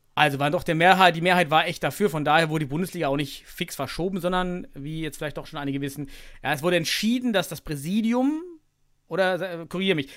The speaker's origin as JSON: {"language": "German", "region": "East Germany", "country": "Germany", "said": "ich komme aus dem Osten"}